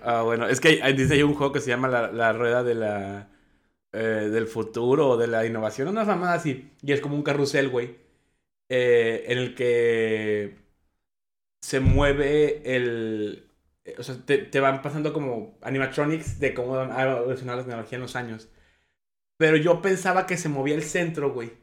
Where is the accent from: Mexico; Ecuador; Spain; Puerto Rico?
Mexico; also born or lived in United States